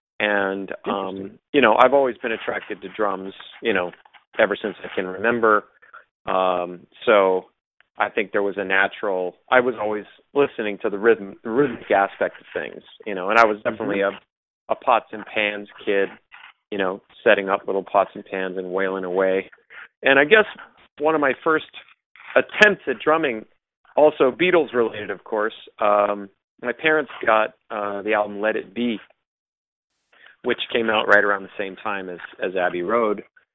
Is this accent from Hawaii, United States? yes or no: yes; Honolulu, Hawaii, United States; I grew up in Honolulu, Hawaii, which was a pretty unusual place to grow up because of what you were exposed to as a child.